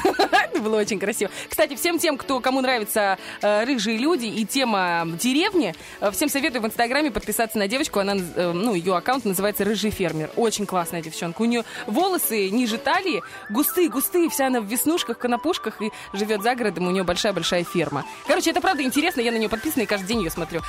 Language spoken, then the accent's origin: Russian; Dnestrovsk, Transnistria, Moldova; moved away; у меня в школе, в, я из Днестровска, в школе, во второй